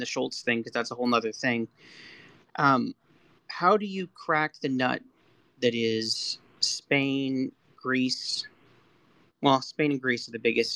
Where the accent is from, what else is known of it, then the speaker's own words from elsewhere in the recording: Canada; I'm Canadian